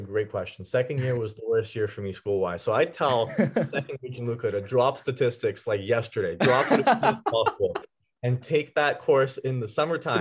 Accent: Vaughan, Ontario, Canada; I grew up in Vaughan, uh, oh, the Woodbridge area. Yeah, and I actually uh, I was here all my life.

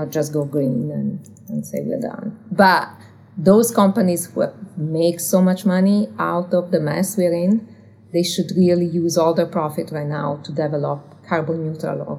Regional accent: Turin, Piedmont, Italy; English is a second language; moved away as an adult; now in United States; I'm from Italy originally.

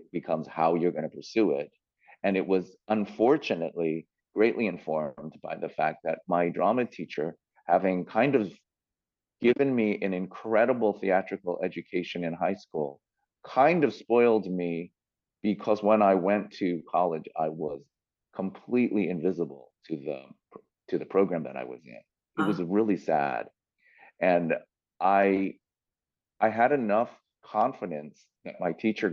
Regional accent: San Francisco, California, United States; moved away as an adult; also born or lived in New York / Los Angeles; I grew up in San Francisco

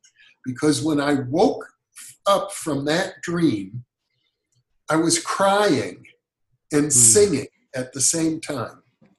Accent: Midwest, United States; growing up in the United States in the Midwest in the 1950s

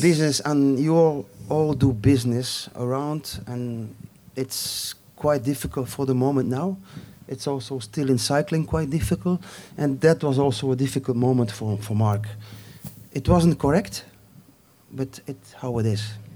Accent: Flanders, Belgium; English is a second language; I'm coming from Flanders

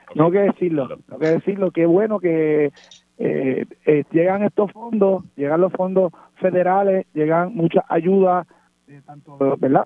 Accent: Puerto Rico

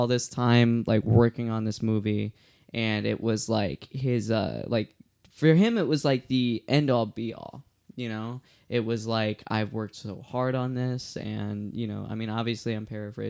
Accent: Chicago, Illinois, United States; moved away as an adult; now in Austin, United States; I was living in Illinois. For everyone that doesn't know me, I am actually from Chicago, and I moved to Austin, Texas to make this album and a movie accompanying it.

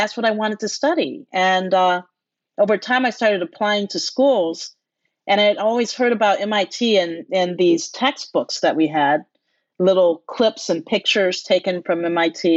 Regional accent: Detroit, Michigan, United States; growing up in Detroit.

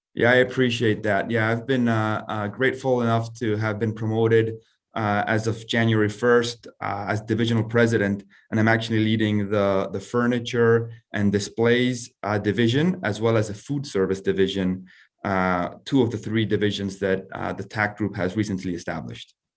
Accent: Argentina; moved away as an adult; also born or lived in United States; I'm originally from Argentina.

